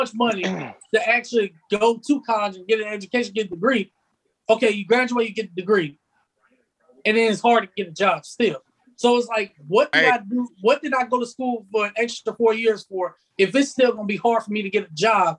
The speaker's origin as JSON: {"language": "English", "town": "Pensacola", "region": "Florida", "country": "United States", "said": "Because I'm in Pensacola. I'm from Pensacola."}